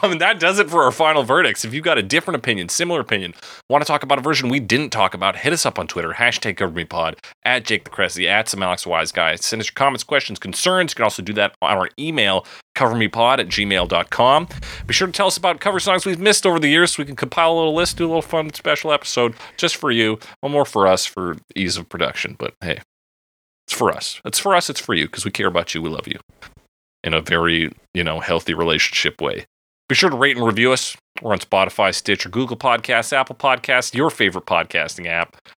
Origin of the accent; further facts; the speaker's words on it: Canada; I'm from Canada.